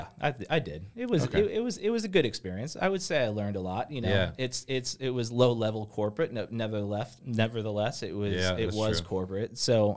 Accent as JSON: {"language": "English", "town": "Marco Island", "region": "Florida", "country": "United States", "tie": "born or raised there", "also_born_or_lived": "Long Island, New York", "said": "As you mentioned, I grew up down here. I think I can call myself a local. We moved from Long Island, New York to Marco Island in 1993."}